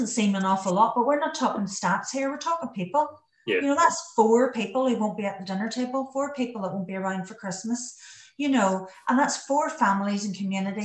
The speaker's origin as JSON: {"language": "English", "area": "Donegal", "region": "Ulster", "country": "Ireland", "moved": "yes", "lives_now": "England", "said": "I'm from Donegal in Ireland."}